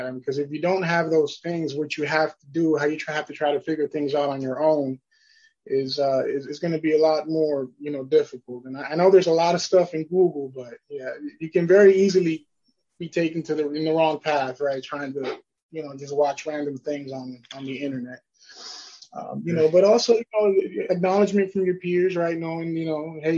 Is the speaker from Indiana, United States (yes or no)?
no; New York, United States; moved away; I'm originally from New York